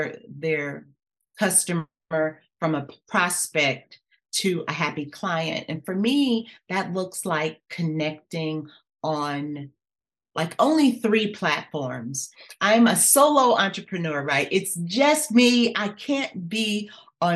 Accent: Los Angeles, California, United States; also born or lived in Louisiana; being born in Louisiana with my grandmother, where it was all about worship and serving in the church, but then living with my mom in California, where it was not about that at all. And then growing up in Los Angeles

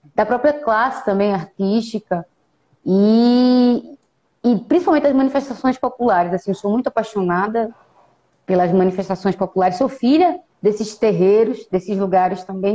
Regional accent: interior of Pernambuco, Brazil; Eu sou ribeirinha, sertaneja, sou aqui do interior do estado de Pernambuco

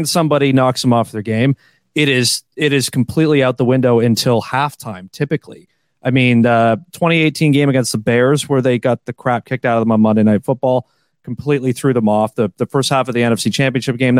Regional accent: Toronto, Ontario, Canada; I'm from Toronto.

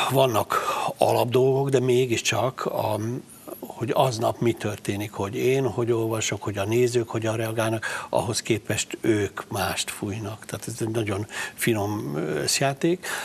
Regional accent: Palócföld, Hungary; kilettünk zavarva vidékre, tehát én egy rendes vidéki palóc gyerek vagyok, egészséges vidéki gyerek

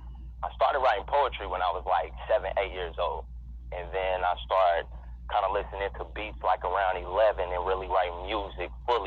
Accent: Kansas City, Missouri, United States; also born or lived in Baton Rouge, Louisiana; I'm from Kansas City, Missouri. I was born in Baton Rouge, Louisiana, but you know, we came out here to Kansas City when I was probably like around 3-4, and been out here ever since.

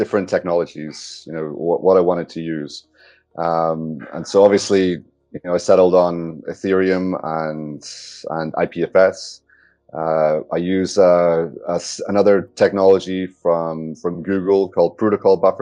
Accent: Northern Ireland, United Kingdom; moved away; So, I'm from Northern Ireland originally

